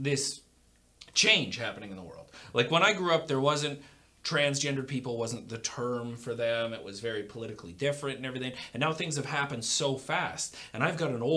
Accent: Canada; I'm a Canadian. I'm proud of being a Canadian.

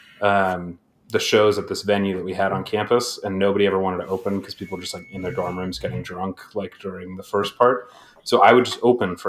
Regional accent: Aurora, Colorado, United States; also born or lived in Kent, Ohio; now in Boston, United States; I grew up in Colorado, like right outside of Denver in Aurora

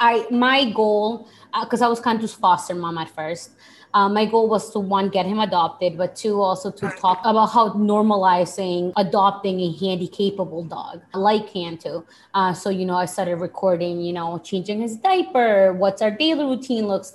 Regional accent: Boston, Massachusetts, United States; also born or lived in Lima, Peru; I am Peruvian. I was born in Peru, I'm from Boston. I'm currently living in Boston

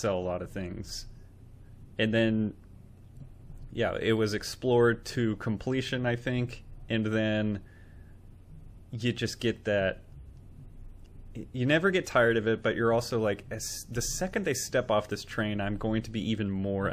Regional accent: United States; we're American.

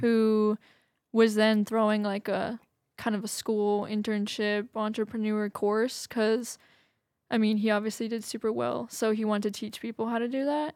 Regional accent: Massachusetts, United States; moved away as an adult; also born or lived in New Bedford, Massachusetts; now in Redding, United States; I'm from Massachusetts

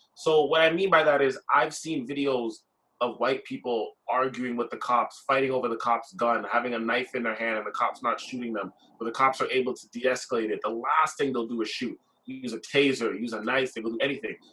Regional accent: Brampton, Ontario, Canada; I grew up in Brampton my whole life

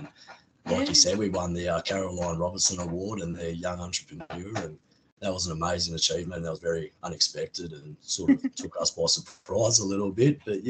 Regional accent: Bruce Rock, Western Australia, Australia; also born or lived in Geraldton; we're from Bruce Rock. Grew up here most of my life.

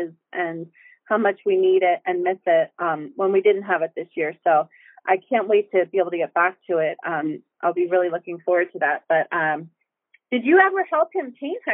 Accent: Bristol, Pennsylvania, United States; I actually grew up on the Delaware in Bristol, Pennsylvania

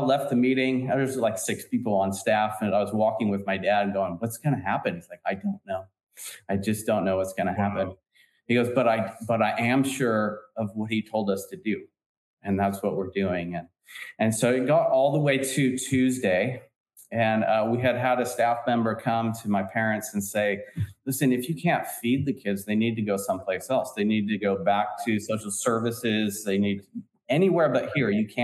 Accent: San Francisco Bay Area, California, United States; we're from San Francisco Bay Area

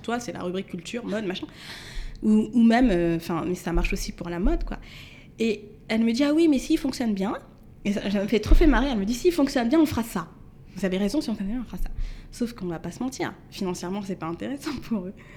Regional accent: Mantes-la-Jolie, Île-de-France, France; j'ai grandi à Mantes-la-Julie. Mhm. donc 78

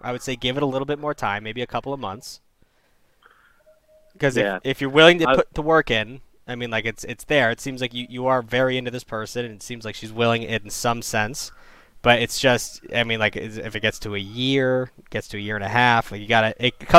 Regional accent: Ireland; I would love to call, but I'm from Ireland.

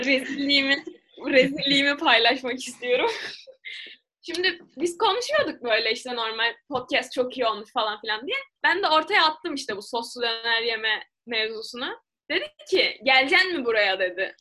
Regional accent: Turkey; evet Türk'üm

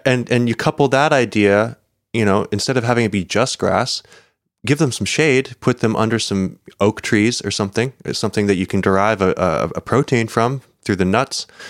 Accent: United States; as an American

